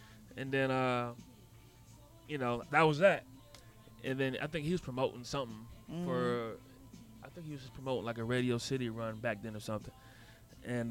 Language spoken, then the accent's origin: English; Yellow Springs, Ohio, United States; when I was growing up in Yellow Springs, it was a lot blacker than it is now